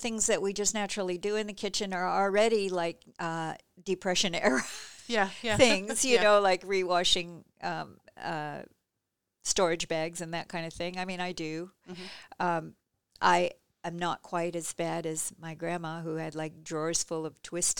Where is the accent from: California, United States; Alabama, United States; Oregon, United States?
Oregon, United States; Gresham; And where I grew up in Gresham, which used to be a tiny little burg with about the same population as Seaside, like 5,000 people or something